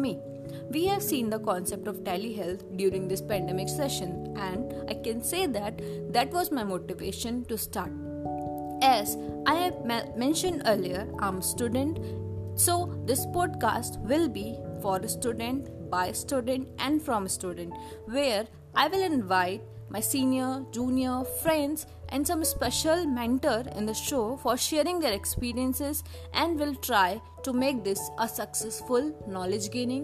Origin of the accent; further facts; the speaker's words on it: Ayodhya, Uttar Pradesh, India; also born or lived in Saifai, Etawah, Uttar Pradesh; My hometown is in Ayodhya